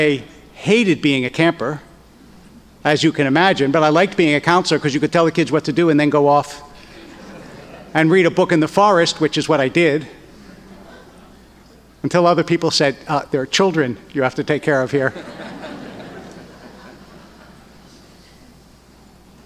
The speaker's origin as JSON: {"language": "English", "town": "Philadelphia", "region": "Pennsylvania", "country": "United States", "tie": "born or raised there", "also_born_or_lived": "Harrisburg, Pennsylvania", "said": "When we moved from Harrisburg to Philadelphia, I was 10 years old"}